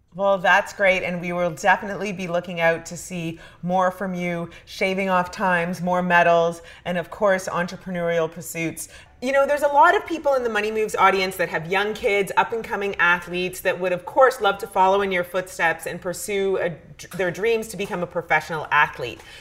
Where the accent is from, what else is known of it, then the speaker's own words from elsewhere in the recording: Canada; As a Canadian